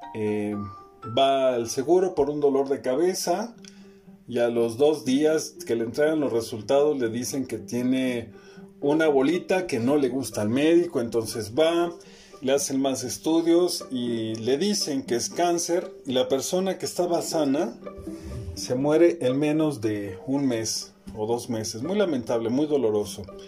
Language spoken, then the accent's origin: Spanish; Mexico; Como mexicanos